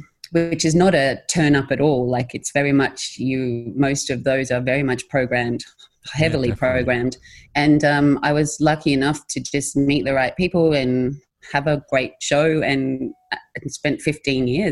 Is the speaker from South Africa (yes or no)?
no; Australia; being Australian